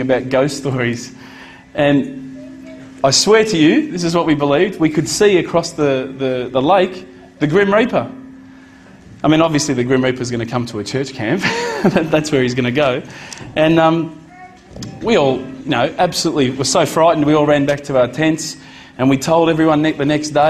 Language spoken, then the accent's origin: English; Australia; as an Australian, as an Aussie